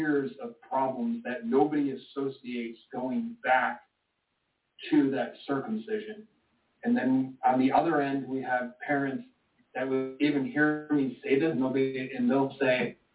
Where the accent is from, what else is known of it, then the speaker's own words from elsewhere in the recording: Michigan, United States; I was born in Michigan